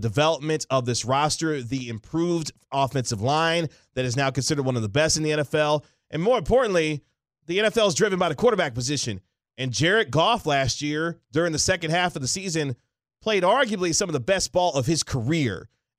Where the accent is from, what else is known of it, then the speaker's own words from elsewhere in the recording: Kansas City, Missouri, United States; I'm from Kansas City